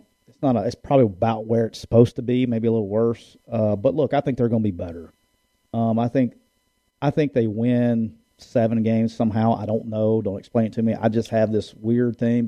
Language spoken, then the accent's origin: English; Alabama, United States; a redneck from Alabama